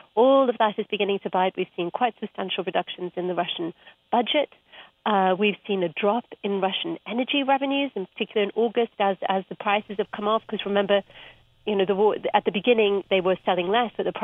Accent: Cape Town, Western Cape, South Africa; moved away; I grew up in Cape Town and I was there for the 1980s

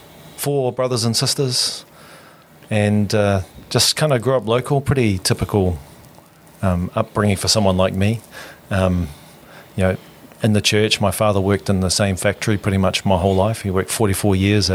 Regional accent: Auckland, New Zealand; moved away as an adult; also born or lived in Oxford, United Kingdom / Michigan, United States; I'm Auckland, born and raised. So I grew up in Glen Innes. Grew up in... like Glen Innes Hard, Glen Innes Primary, Glen Innes Intermediate, now closed down.

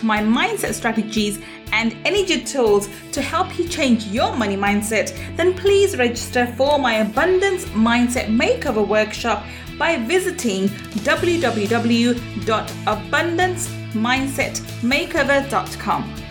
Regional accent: London, United Kingdom; I grew up in East London

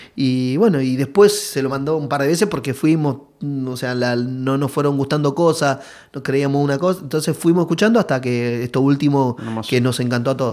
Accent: Caraza, Buenos Aires Province, Argentina; salimos desde, la mayoría de, de Loma Zamora ahí, Villa eh, Villa Albertina, yo, sé, eh, de, de, Caraza, todo de la zona

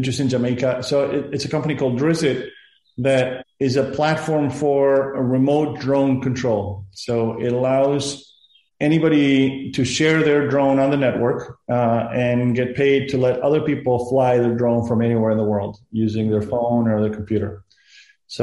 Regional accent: Argentina; first language Spanish; English is a second language; also born or lived in Peru / Boston, United States; now in California, United States; I was born and raised in Argentina

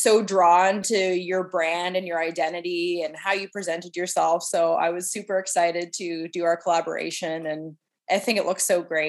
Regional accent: Clarence, Nova Scotia, Canada; now in Halifax, Canada; I grew up in a little farming community called Clarence

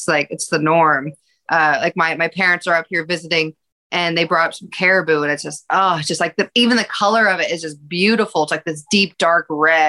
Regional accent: Alaska, United States; moved away as an adult; I lived there till I was 18. So I was like born and raised

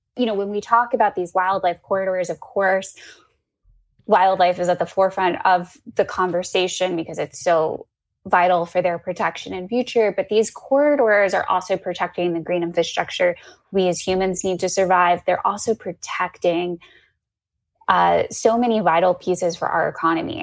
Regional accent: Central Florida, United States; growing up in Central Florida, spending a lot of time at my family's hun camp

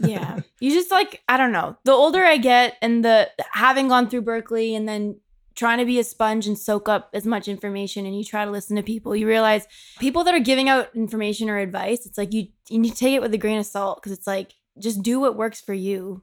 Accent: Markham, Ontario, Canada; moved away; I'm from Toronto, but I'm actually from a town called Markham

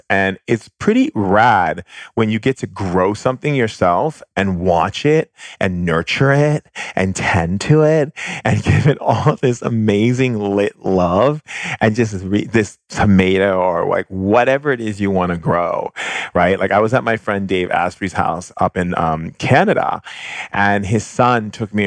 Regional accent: Hawaii, United States; growing up in Hawaii

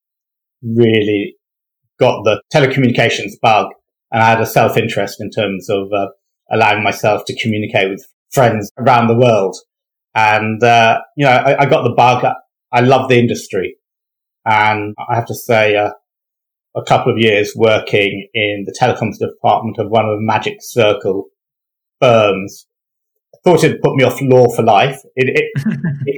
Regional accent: London, United Kingdom; I am a Londoner

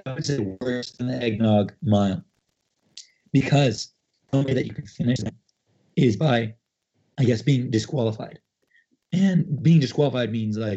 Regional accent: Canada; as a Canadian

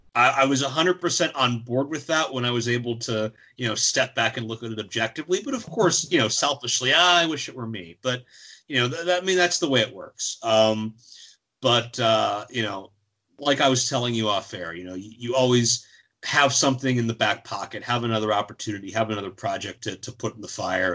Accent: Pittsburgh, Pennsylvania, United States; Pittsburgh, my hometown

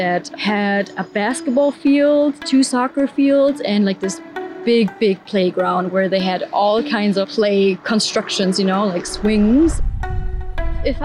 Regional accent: Germany; now in Berlin, Germany; I grew up in a really small village nearby Hamburg.

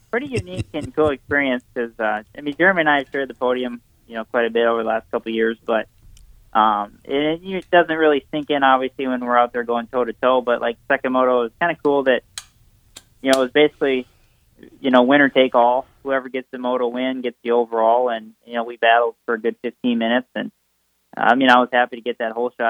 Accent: Millville, Minnesota, United States; now in Cortez, United States; here in Cortez, Colorado, it's um, uh, it kind of reminds me of growing up in Millville.

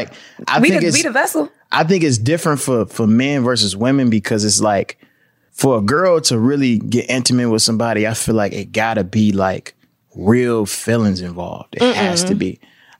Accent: Michigan, United States; moved away as an adult; now in Los Angeles, United States; I'm from Michigan, though.

